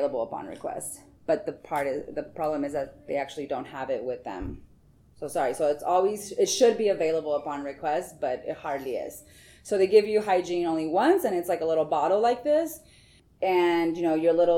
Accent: Tucson, Arizona, United States; moved away as an adult; also born or lived in California; now in Washington, D.C., United States; I'm from Tucson, Arizona

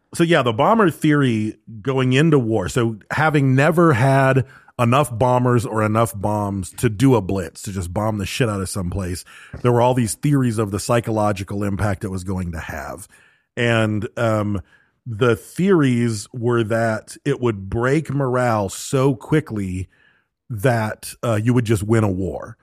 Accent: United States; I'm an American

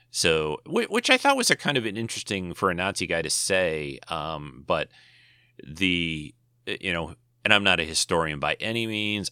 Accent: United States; Being maybe an American

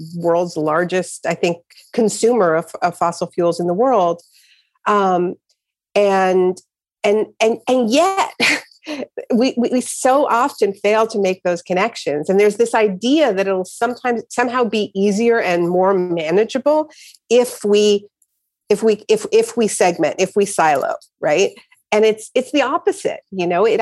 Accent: Canada; I was born in Canada.

